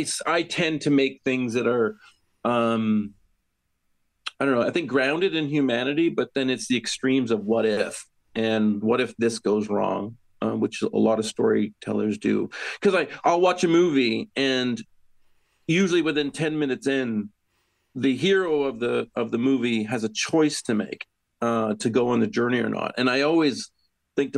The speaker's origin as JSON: {"language": "English", "country": "Canada", "tie": "born or raised there", "also_born_or_lived": "England", "moved": "as an adult", "said": "I was born and raised in Canada, but my family is from the Yorkshire area, in West Yorkshire area in England"}